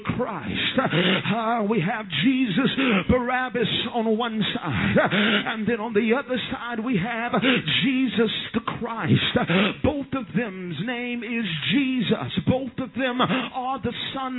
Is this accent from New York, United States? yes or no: no; Southwest Louisiana, United States; I am from Southwest Louisiana